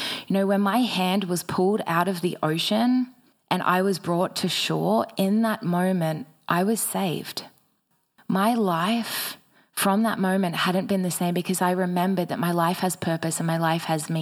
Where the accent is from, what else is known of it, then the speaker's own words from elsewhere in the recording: Batemans Bay, New South Wales, Australia; I eventually made my way back to my hometown of Batemans Bay